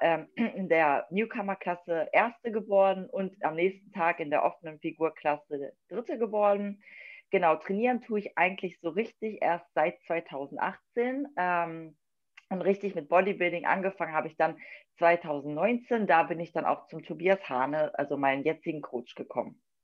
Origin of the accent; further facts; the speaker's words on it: Wolfsburg, Lower Saxony, Germany; Ich komme aus Wolfsburg, das liegt in Niedersachsen